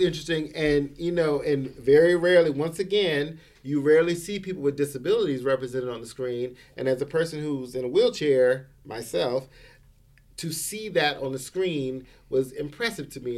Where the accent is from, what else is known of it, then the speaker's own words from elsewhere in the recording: the South, United States; I grew up in the South, so I understand what it is to be in those smaller towns